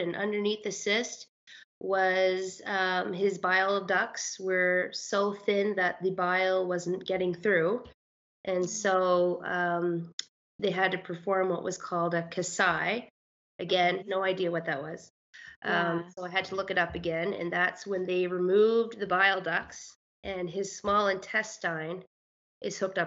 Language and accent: English; Miramichi, New Brunswick, Canada; moved away as an adult; now in Alberta, Canada; I'm actually from Miramichi, but yeah. My husband and I moved to Alberta in 2014